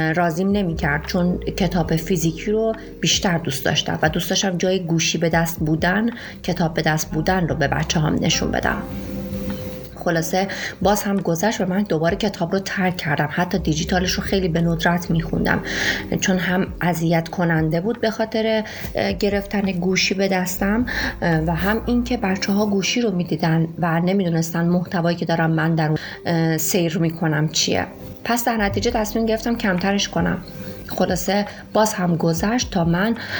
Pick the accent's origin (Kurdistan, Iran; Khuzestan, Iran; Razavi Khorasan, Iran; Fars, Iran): Fars, Iran; Shiraz; moved away as an adult; now in Bandar Abbas, Iran; من اهل شیراز هستم